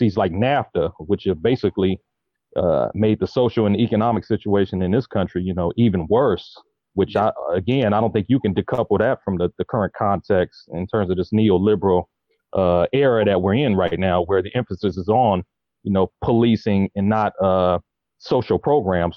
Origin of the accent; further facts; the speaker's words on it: Los Angeles, California, United States; was born and raised in South Central LA, which was the epicenter of the last rebellion